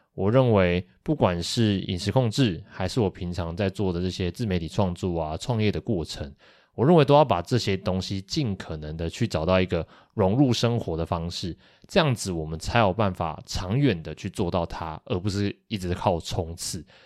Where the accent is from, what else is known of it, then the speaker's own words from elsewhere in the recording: Kaohsiung, Taiwan; 我们两个都是高雄人